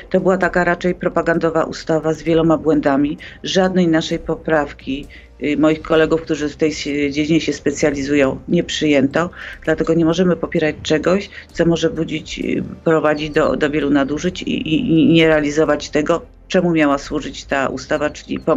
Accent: Poland

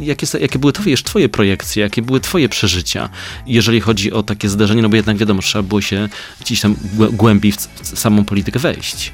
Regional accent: Kraków, Lesser Poland, Poland; ja z Krakowa jestem

